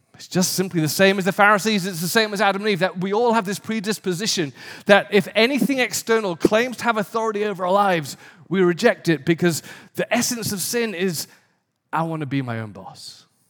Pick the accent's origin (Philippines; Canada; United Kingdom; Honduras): United Kingdom; the north of England; moved away as an adult; also born or lived in London; now in Santa Monica, United States; I was born in a very poor community in the north of England